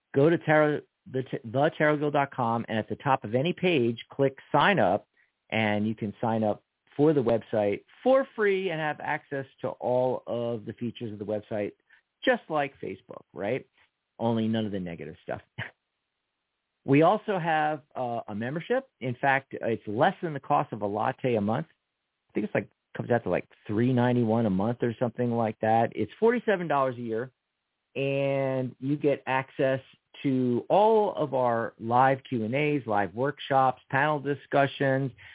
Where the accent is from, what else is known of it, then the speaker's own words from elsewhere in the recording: Pennsylvania, United States; That's our home state